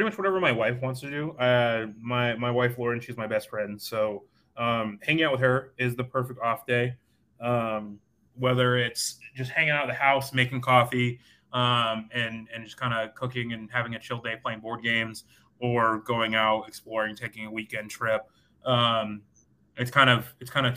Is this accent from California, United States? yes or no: no; Atlanta, Georgia, United States; also born or lived in San Diego, United States; now in St. Louis, United States; I'm from Atlanta